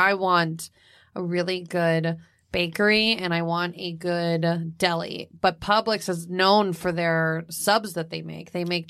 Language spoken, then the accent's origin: English; Florida, United States; moved away